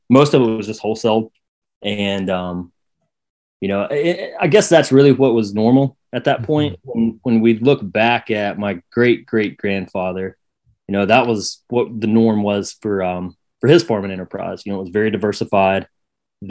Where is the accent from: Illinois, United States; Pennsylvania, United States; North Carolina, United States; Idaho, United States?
North Carolina, United States; Saluda; now in Bostic, United States; I was born and raised in Saluda, which is kind of the first town if you're coming out of South Carolina into North